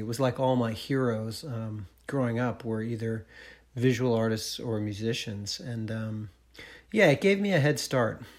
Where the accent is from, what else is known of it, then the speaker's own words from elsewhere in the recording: Marlboro, Vermont, United States; I'm from Marlboro